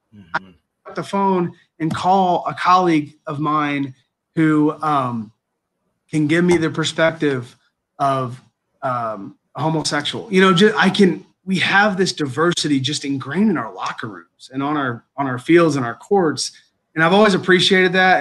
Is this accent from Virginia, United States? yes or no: no; Indiana, United States; also born or lived in Green Bay, Wisconsin / Kentucky; now in Kenosha, United States; growing up in Indiana, we're all basketball guys